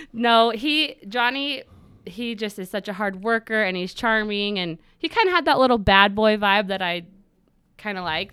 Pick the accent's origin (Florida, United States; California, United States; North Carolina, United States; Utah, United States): Utah, United States; Pleasant Grove; also born or lived in Cedar City, Utah; I grew up here in Pleasant Grove, just in Utah County.